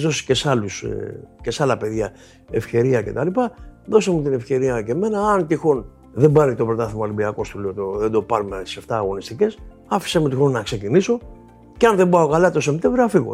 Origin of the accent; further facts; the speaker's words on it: Dafni, Attica, Greece; όταν ήμουν παιδί στη Δάφνη